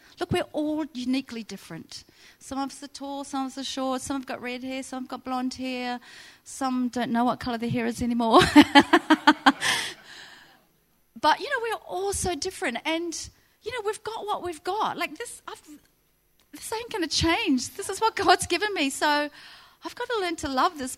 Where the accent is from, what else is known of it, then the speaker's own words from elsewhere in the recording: New Zealand; moved away as an adult; now in Central Coast, Australia; I moved from New Zealand when I was 19 with my boyfriend